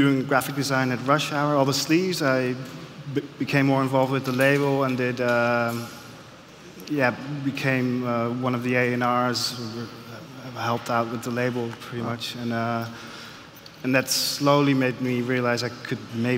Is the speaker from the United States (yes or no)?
no; Amsterdam, North Holland, Netherlands; skinny white kid from Amsterdam